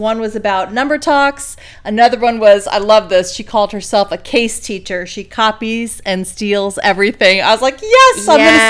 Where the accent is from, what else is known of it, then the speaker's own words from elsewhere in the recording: United States; It doesn't make sense to us Americans either.